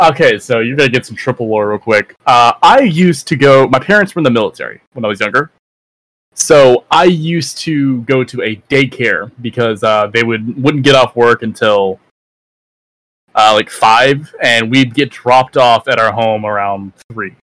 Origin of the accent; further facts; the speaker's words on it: Canada; I'm Canadian.